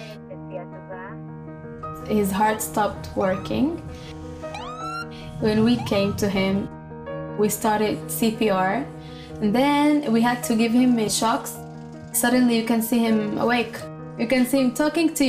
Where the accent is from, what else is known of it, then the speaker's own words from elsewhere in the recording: Nazareth, Northern District, Israel; I was born and raised in Nazareth, in the city of Nazareth